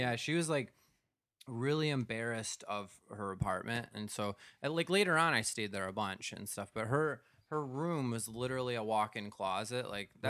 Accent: United States; moved away as an adult; also born or lived in Minnesota / Wisconsin; now in New York City, United States; I'm from Minnesota. I'm from Wisconsin.

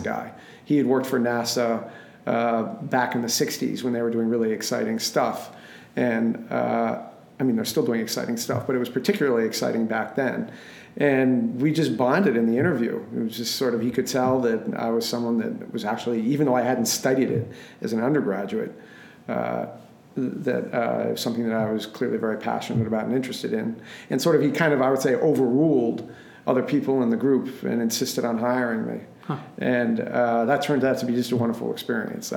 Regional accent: Wellesley, Massachusetts, United States; also born or lived in Belmont, Massachusetts / Cambridge, Massachusetts; I lived most of my life when I was growing up in Wellesley

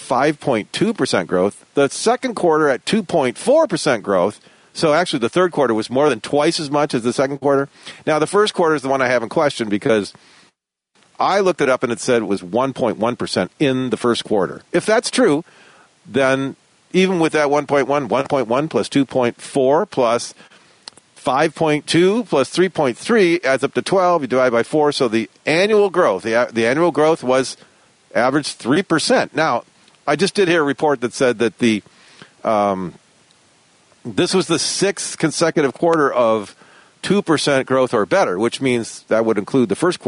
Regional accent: Detroit, Michigan, United States; I was born and raised in Detroit

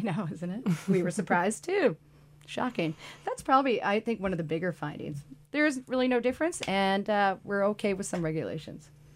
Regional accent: Oregon, United States; I'm from Oregon

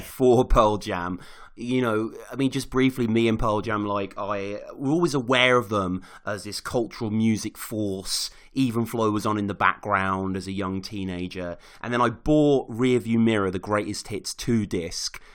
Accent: Birmingham, West Midlands, United Kingdom; I was living in my hometown of Birmingham

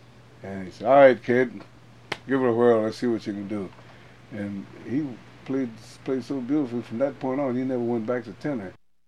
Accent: St. Louis, Missouri, United States; moved away; the … Band out of St. Louis, my hometown.

